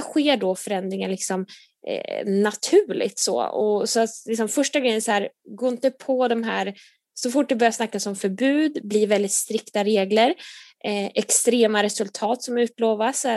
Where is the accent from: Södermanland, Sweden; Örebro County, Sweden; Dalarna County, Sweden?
Södermanland, Sweden; Nyköping; moved away as an adult; now in Gothenburg, Sweden; jag kommer från Nyköping från början